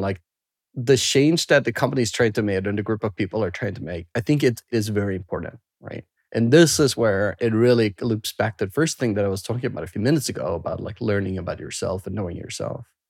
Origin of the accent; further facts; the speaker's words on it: Sweden; moved away; I grew up in Sweden